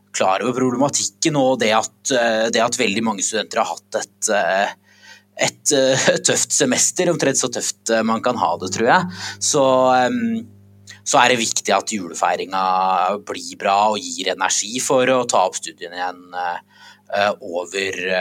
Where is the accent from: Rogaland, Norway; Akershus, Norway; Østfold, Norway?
Akershus, Norway; Aurskog-Høland; moved away; reiser hjem til Aurskog-Høland, der jeg er fra